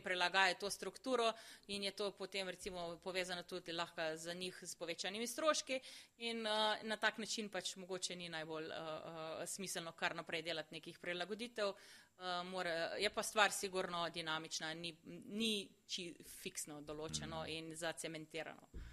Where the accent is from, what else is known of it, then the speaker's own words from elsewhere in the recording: Slovenia; Smo pa Slovenci